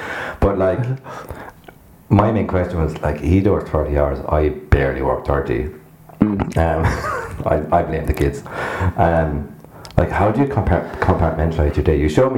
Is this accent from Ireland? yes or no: yes; Kilfenora, County Clare, Ireland; now in Naas, Ireland; I grew up in Kilfenora.